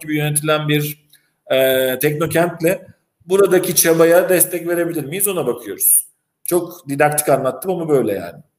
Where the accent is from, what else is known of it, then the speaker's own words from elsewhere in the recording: İzmir, Turkey; also born or lived in Istanbul / Northern Cyprus; now in Famagusta, Cyprus; İzmirliyim orijinalinde